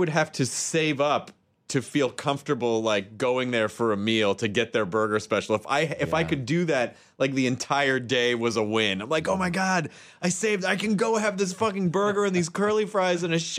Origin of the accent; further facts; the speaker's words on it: Santa Rosa, California, United States; I'm from Santa Rosa, California. I come in here all the time.